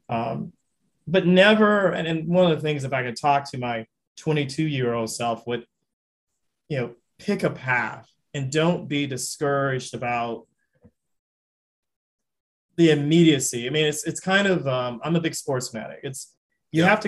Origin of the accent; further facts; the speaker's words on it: the South, United States; I loved Louisiana. I'm a Southerner.